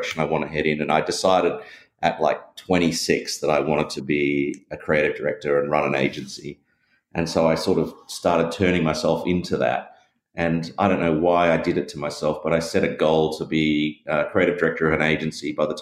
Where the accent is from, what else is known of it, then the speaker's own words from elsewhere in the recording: Perth, Western Australia, Australia; you can tell from my accent, I'm from Australia, and I grew up in Perth in Western Australia.